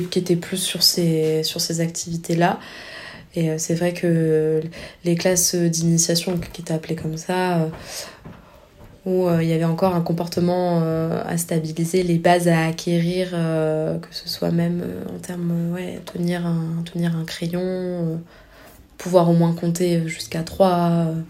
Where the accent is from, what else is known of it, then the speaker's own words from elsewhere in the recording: France; je viens je viens de la France